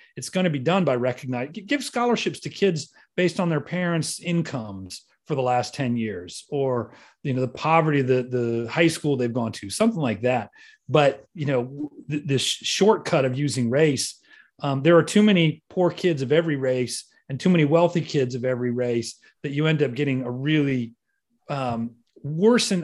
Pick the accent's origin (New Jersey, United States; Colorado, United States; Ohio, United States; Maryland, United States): Ohio, United States; I'm not a New Yorker. I'm, I'm from Ohio